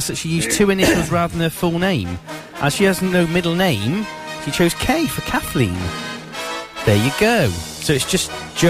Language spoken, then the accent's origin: English; Gloucester, South West England, United Kingdom; accent: Gloucester; Is that my Gloucester accent?